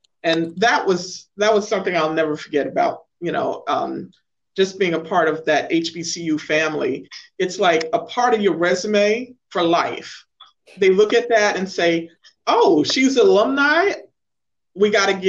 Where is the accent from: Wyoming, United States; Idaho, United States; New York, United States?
New York, United States; New York City; moved away as an adult; I grew up in Brooklyn, New York